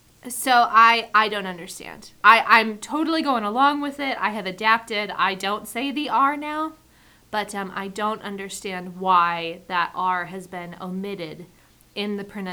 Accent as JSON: {"language": "English", "country": "United States", "moved": "yes", "lives_now": "New Zealand", "said": "as an American"}